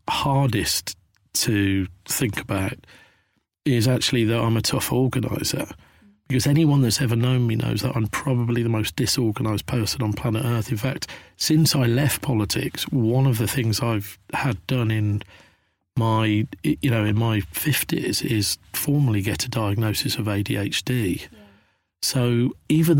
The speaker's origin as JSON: {"language": "English", "region": "Midlands", "country": "United Kingdom", "tie": "born or raised there", "also_born_or_lived": "London", "moved": "as an adult", "said": "growing up in Thatcher's Britain in the Midlands in the 80s and going down to London to look for my fortune"}